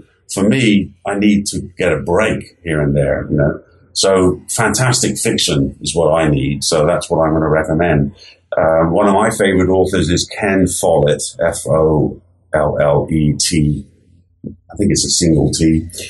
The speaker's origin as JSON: {"language": "English", "region": "England", "country": "United Kingdom", "tie": "born or raised there", "moved": "yes", "lives_now": "United States", "said": "except that I grew up in England. And, you know, England over here seems like a small place, but there's 60 million people living there"}